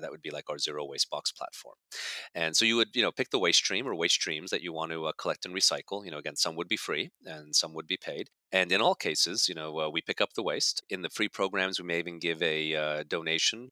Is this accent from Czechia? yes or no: no; Canada; moved away as an adult; also born or lived in Budapest, Hungary / Germany / Netherlands / Belgium; now in New Jersey, United States; grew up in Canada for all intents and purposes, and then came down to university in the United States, which is how I ended up in New Jersey.